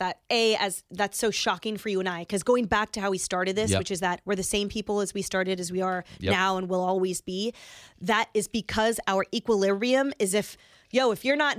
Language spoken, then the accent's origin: English; Bay Area, California, United States; I grew up in the Bay Area